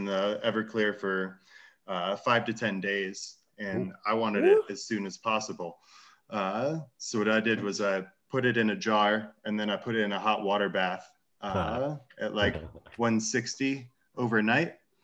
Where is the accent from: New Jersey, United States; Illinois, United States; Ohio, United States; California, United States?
Illinois, United States; Chicago; moved away; I'm originally from Chicago